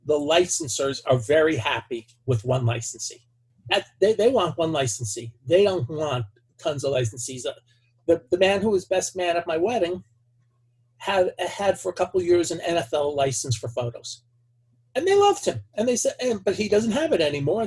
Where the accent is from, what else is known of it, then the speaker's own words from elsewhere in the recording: New Jersey, United States; now in Dallas, United States; I grew up in New Jersey